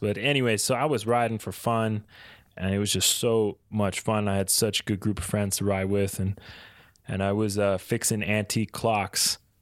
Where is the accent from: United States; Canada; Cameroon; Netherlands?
Canada; East Coast of Canada, Atlantic Canada; I grew up in the East Coast